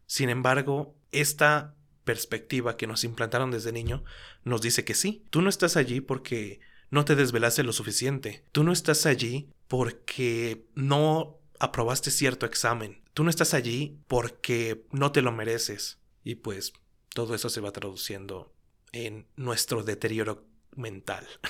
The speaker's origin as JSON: {"language": "Spanish", "country": "Mexico", "said": "Como mexicano estoy hablando"}